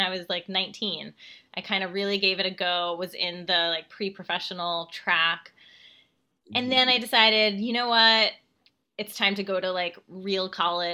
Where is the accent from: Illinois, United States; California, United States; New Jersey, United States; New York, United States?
New Jersey, United States; I was like commuting from New Jersey after school